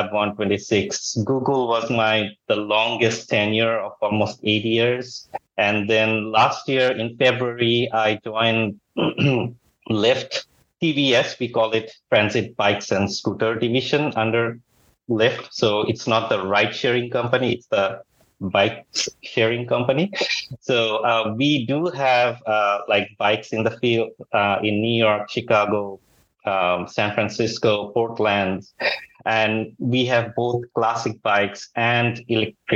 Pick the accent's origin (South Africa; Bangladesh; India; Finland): Bangladesh; moved away as an adult; also born or lived in Texas, United States / Silicon Valley, United States; now in United States; Originally, I'm from Bangladesh, but like last almost 19 years, I'm in the United States.